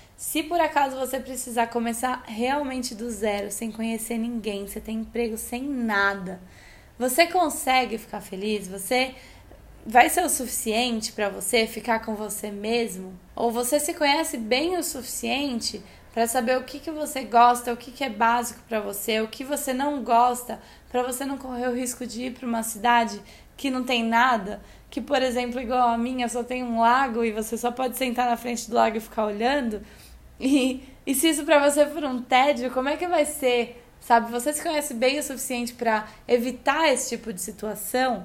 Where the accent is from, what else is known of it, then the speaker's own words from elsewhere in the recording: Brazil; moved away as an adult; also born or lived in São Paulo / Australia; eu sou brasileira pra caramba